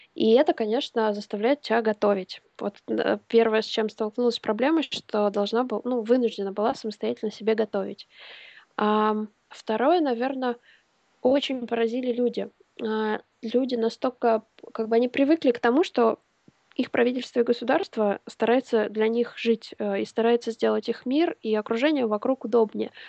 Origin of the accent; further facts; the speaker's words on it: Smolensk, Smolensk Oblast, Russia; moved away as an adult; also born or lived in England; в высший университет я поступала в моем родном городе Смоленске